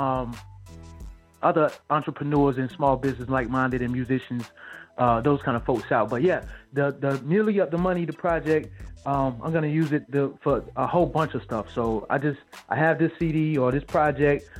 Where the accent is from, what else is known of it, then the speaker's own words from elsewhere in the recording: Wilmington, North Carolina, United States; also born or lived in Greensboro, North Carolina / Raleigh, North Carolina; now in Charlotte, United States; my hometown, Wilmington, North Carolina. For Charlotte, North Carolina, where I live now.